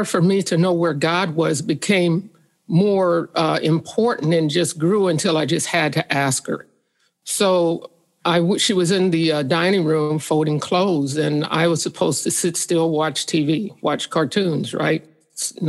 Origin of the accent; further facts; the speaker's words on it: St. Joseph, Missouri, United States; St. Joseph, Missouri.